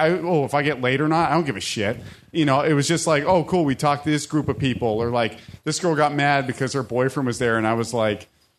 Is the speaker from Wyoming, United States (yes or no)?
no; Orange County, California, United States; I'm from Orange County, California, and there's just too many people.